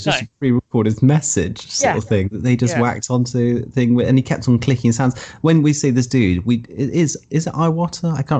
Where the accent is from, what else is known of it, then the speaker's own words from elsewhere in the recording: England, United Kingdom; I'm English.